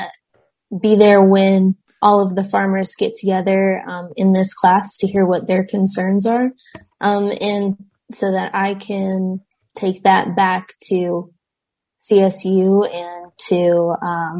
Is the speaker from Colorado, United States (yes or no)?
yes; Castle Rock, Colorado, United States; also born or lived in Denver, Colorado; I grew up in Denver, Colorado. Around Denver. Grew up in Castle Rock